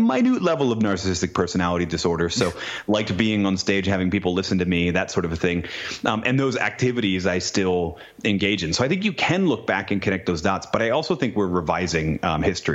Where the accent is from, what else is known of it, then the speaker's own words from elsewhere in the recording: New England, United States; moved away as an adult; I grew up in New England